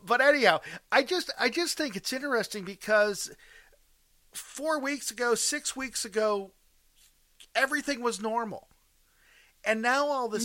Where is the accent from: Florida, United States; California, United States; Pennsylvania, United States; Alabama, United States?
Pennsylvania, United States; outside of Pittsburgh; I'm from outside of Pittsburgh